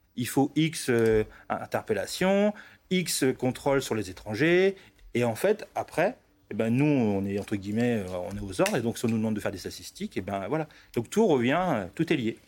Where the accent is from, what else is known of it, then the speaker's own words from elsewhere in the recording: Roubaix, Hauts-de-France, France; Moi, je suis natif du nord de la France